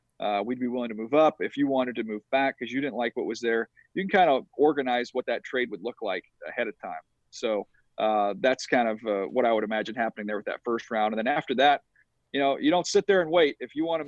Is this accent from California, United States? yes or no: yes; California, United States; growing up in California